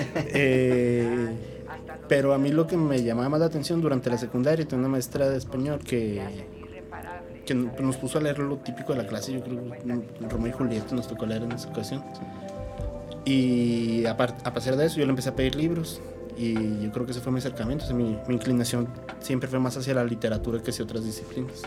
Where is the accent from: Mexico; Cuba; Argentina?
Mexico; San Juanito, Chihuahua; now in Chihuahua, Mexico; yo no soy de aquí de la ciudad, yo soy de San Juanito, Chihuahua.